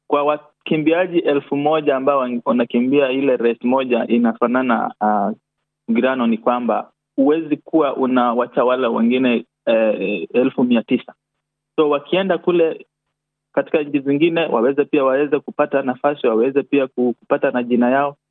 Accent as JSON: {"language": "Swahili", "country": "Kenya", "moved": "as an adult", "lives_now": "Australia", "said": "sisi hapa wote tunatoka Kenya na tulikuja hapa ama tulisafiri kukuja nchi hii ya Australia"}